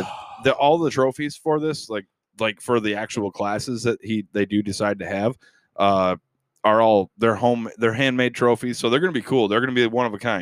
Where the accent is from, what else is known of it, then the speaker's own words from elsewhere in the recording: Riga, Michigan, United States; I am from Riga, Michigan